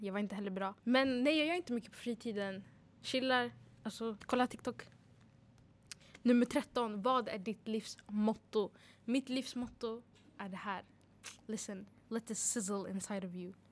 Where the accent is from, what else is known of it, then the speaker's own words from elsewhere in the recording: Uppsala, Uppsala County, Sweden; född och uppvuxen i Uppsala